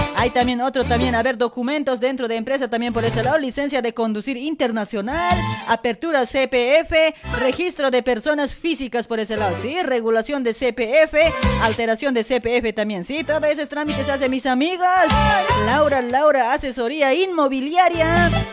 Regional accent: Luribay, La Paz, Bolivia; now in Buenos Aires, Argentina; para mi pueblito de Asamo, para Luribay

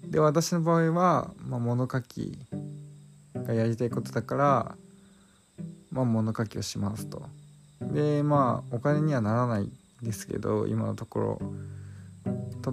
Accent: Chiba Prefecture suburbs, Japan; 私の実家、霊団墓がないんですよね。で、場所は、まあ、千葉県の郊外なんですけど

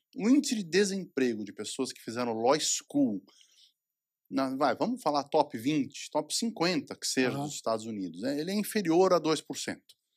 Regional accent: Brazil; moved away

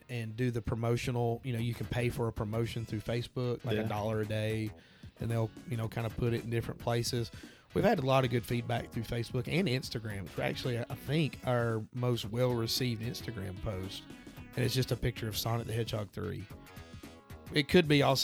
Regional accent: Alabama, United States; We're from Alabama

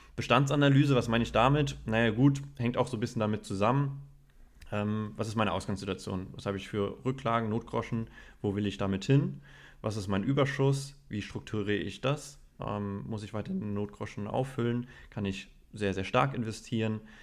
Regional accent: Germany; bei uns in Deutschland, bei uns in der deutschen Kultur

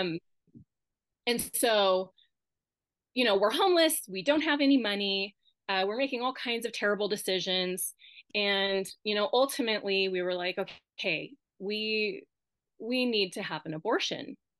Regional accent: Winnemucca, Nevada, United States; moved away as an adult; now in Reno, United States; we grew up in Winnemucca

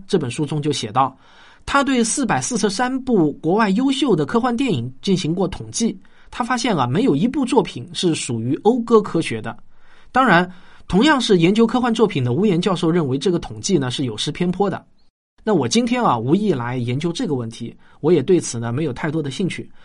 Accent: Shaoxing, Zhejiang, China; 我小时候在绍兴的测水牌老家

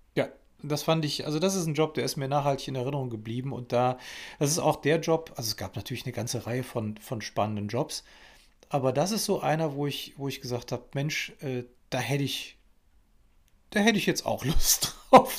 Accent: Germany; bei uns in Deutschland

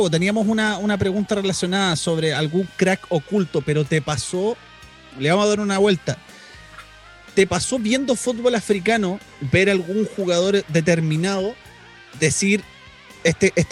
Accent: Talcahuano, Biobío, Chile; yo soy de Talcahuano y no tengo apego con, con los clubes locales

